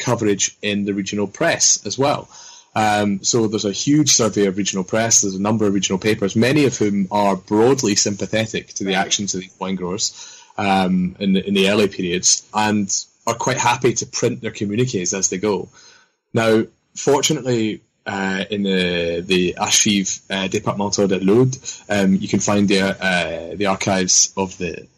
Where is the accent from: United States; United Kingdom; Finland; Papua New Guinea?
United Kingdom; Scotland; as a young Scottish student